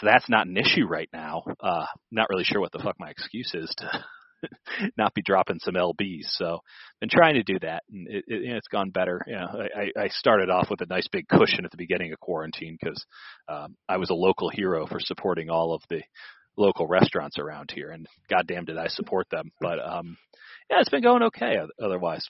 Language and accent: English; Chicago, Illinois, United States; moved away; I grew up in Chicago